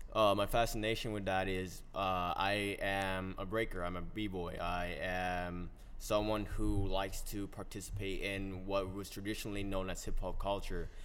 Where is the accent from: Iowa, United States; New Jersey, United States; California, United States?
New Jersey, United States; also born or lived in Colombia; I am from New Jersey in the sense where I grew up here, but I was born in Colombia and everything. And I originally had came here when I was four